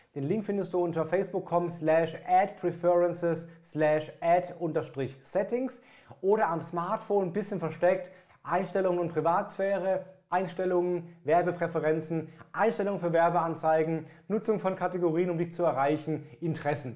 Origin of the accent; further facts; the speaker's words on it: Germany; bei uns in Deutschland